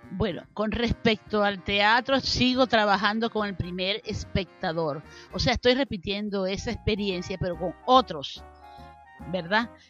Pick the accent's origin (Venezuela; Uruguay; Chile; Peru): Venezuela; Santa Bárbara del Zulia, Zulia; now in Maracaibo, Venezuela; nací en Santa Bárbara del Zulia, bajo las luces del relámpago del Catatumbo